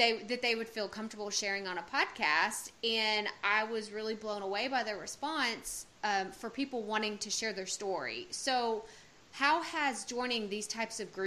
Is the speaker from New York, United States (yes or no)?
no; Texas, United States; I was born and raised in Texas, I've never lived anywhere else